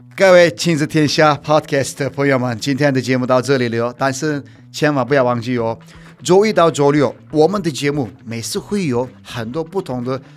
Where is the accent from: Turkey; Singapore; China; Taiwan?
Turkey; Chinese is a second language; moved away; 我在法国的时候，都没有人会分得出来我是土耳其人吧